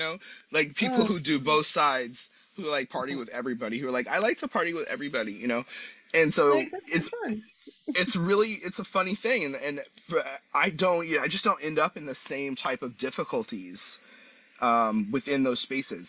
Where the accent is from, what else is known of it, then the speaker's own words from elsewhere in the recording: San Luis Obispo, California, United States; I'm from San Luis Obispo